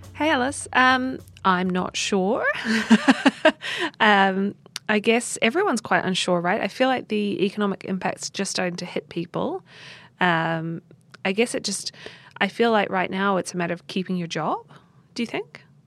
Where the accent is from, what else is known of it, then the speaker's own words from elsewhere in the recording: New Zealand; moved away; in New Zealand, in my home country